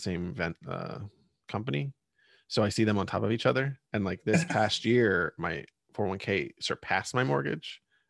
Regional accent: Pennsylvania, United States; I grew up in Pennsylvania, and there's a lot of old coal mining and steel

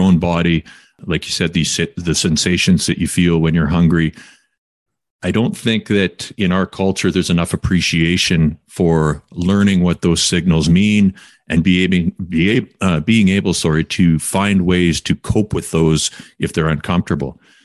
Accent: Quesnel, British Columbia, Canada; also born or lived in Kamloops; now in Vancouver, Canada; I'm from Quinnell, and when I grew up, nobody, you didn't ever see anyone jogging

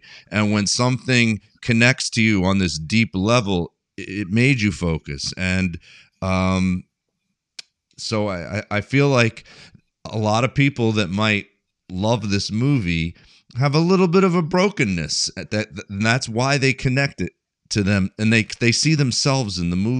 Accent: Cherry Hill, New Jersey, United States; I grew up in Cherry Hill, New Jersey

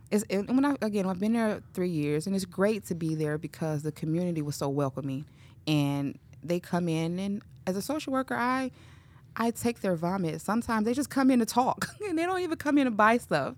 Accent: Chicago, Illinois, United States; moved away as an adult; now in Cedar Rapids, United States; I grew up in Chicago, um, on the west side of Chicago, to be specific. Um, was there all my life

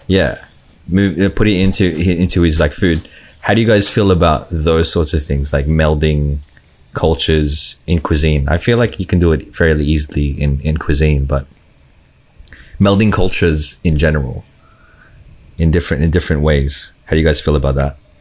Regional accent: Australia; growing up in Australia, you know, you, you, you, eat different foods

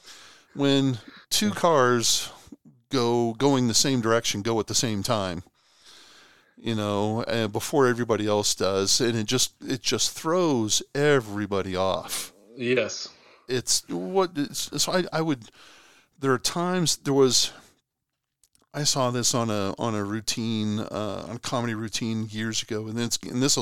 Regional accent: Boston, Massachusetts, United States; moved away as an adult; now in Oklahoma, United States; I'm originally from Boston, lived here in Oklahoma for geez now forty one years.

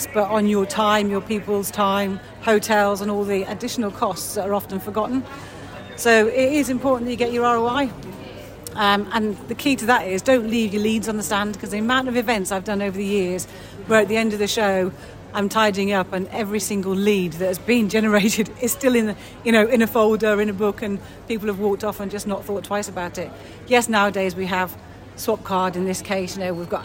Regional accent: United Kingdom; we're very British

